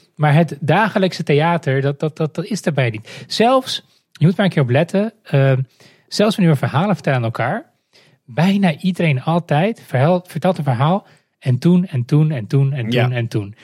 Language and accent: Dutch; Moldova; now in Netherlands; ik kom zelf uit Moldavië